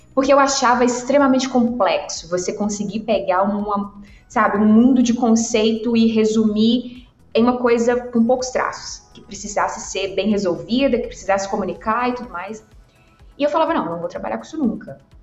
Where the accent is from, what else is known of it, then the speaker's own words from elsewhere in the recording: Governador Valadares, Minas Gerais, Brazil; eu sou do interior de Minas, eu sou de Valadares